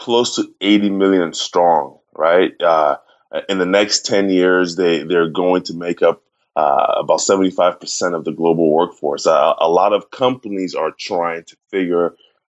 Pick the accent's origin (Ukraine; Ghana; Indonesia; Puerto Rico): Ghana; moved away as an adult; now in United States; I'm originally from Ghana, West Africa